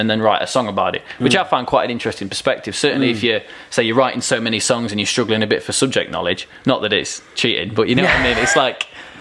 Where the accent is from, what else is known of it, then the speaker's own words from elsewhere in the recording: Kirkby in Ashfield, East Midlands, United Kingdom; I'm from Kirkby in Ashfield